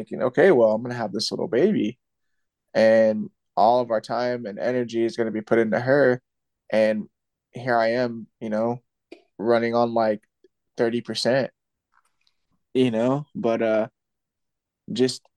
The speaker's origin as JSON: {"language": "English", "town": "Santa Maria", "region": "California", "country": "United States", "tie": "born or raised there", "also_born_or_lived": "Paso Robles, California", "said": "Santa Maria, my hometown"}